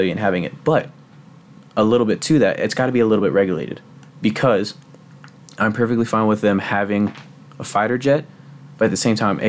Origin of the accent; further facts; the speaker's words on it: Texas, United States; I'm proud to be from Texas.